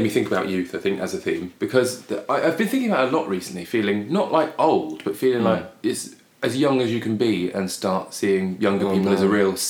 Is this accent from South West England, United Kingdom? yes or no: no; Peterborough, East of England, United Kingdom; We're from Peterborough.